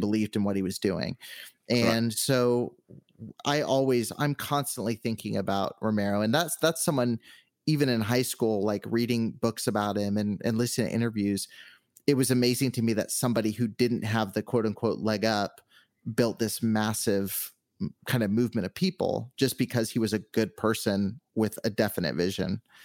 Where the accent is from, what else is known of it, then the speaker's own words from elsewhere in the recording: Southern California, United States; moved away as an adult; now in Henderson, United States; I've always been on the West Coast, so I grew up in Southern California, but I've been here for the last uh, six months or so